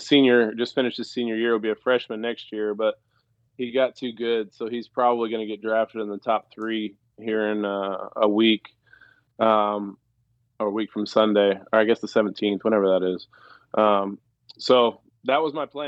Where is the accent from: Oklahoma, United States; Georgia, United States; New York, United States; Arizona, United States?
Oklahoma, United States; Stillwater; moved away as an adult; also born or lived in Jupiter, Florida; I grew up in Stillwater